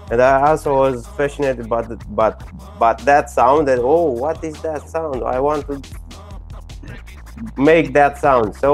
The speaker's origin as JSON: {"language": "English", "region": "Bucharest", "country": "Romania", "tie": "born or raised there", "second_language": "English", "said": "Yeah, I'm I'm from Romania, from from Bucharest. You know, it's in Europe."}